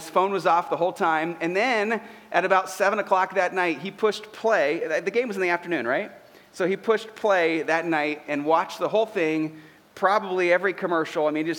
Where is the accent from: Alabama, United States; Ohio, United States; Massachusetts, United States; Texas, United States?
Ohio, United States; We us Ohio people